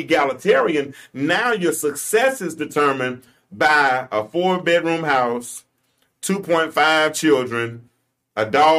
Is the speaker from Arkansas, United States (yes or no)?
yes; Pine Bluff, Arkansas, United States; growing up in Pine Bluff was probably one of the best cities in the world to grow up.